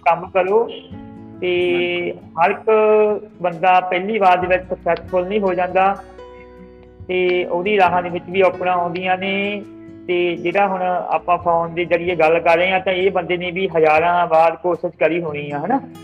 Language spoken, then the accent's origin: Punjabi; Punjab, India